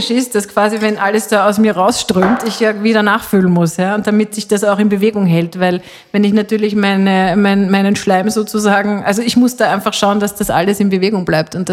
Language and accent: German; Switzerland; ich als halbe Schweizerin kann das ja sagen